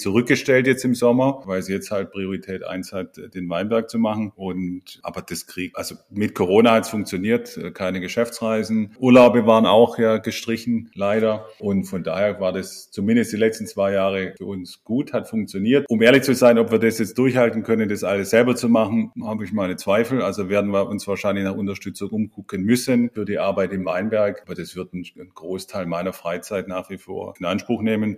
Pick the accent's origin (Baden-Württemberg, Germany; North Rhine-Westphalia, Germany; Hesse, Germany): Baden-Württemberg, Germany; Ludwigsburg; moved away; Ich komme ursprünglich aus der Ludwigsburger Ecke